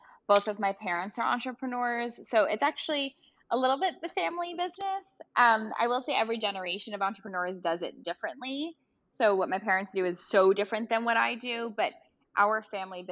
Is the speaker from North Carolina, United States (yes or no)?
no; New York City, New York, United States; I grew up in Brooklyn, so I grew up in Cobble Hill